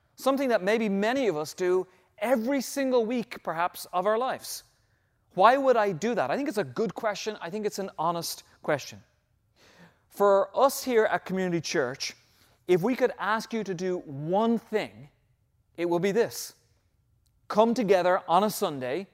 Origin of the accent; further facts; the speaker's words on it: Ireland; moved away; back in my home country, when I was probably in my middle teenage years